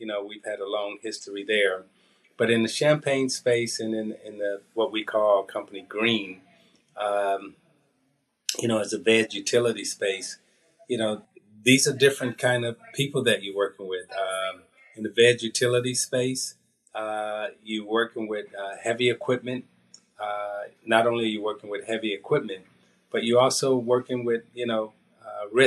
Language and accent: English; United States; Outside of the United States, I classify as an American.